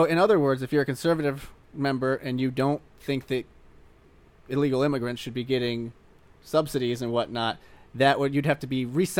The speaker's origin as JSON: {"language": "English", "region": "Missouri", "country": "United States", "tie": "born or raised there", "said": "I grew up in Missouri. I'm just a Missourian."}